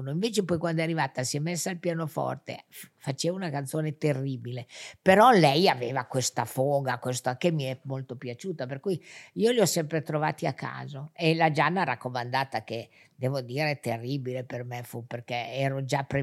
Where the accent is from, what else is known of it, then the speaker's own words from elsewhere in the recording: Genoa, Liguria, Italy; Sì, sono genovese.